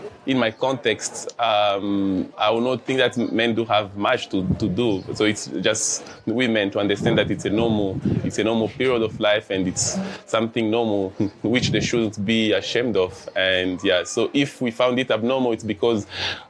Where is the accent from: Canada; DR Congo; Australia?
DR Congo; now in Dzaleka, Malawi; I'm a refugee living at Dzaleka for 10 years now. And I'm originally from the Democratic Republic of Congo